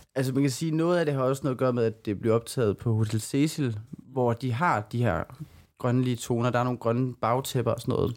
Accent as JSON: {"language": "Danish", "town": "Silkeborg", "region": "Central Denmark Region", "country": "Denmark", "said": "vores egen open mic i Silkeborg, hvor jeg kommer fra."}